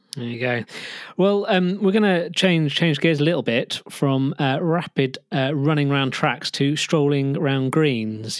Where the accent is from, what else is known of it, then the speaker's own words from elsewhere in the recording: United Kingdom; we're British